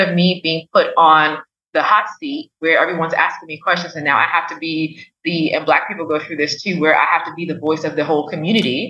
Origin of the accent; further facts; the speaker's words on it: Liberia; moved away; growing up in Africa, in Liberia, obviously we had doctors, but not as immediate access